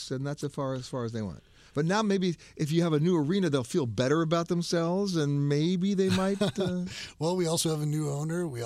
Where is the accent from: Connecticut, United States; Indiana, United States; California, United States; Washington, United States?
California, United States; Sacramento; moved away as an adult; also born or lived in New York; to my hometown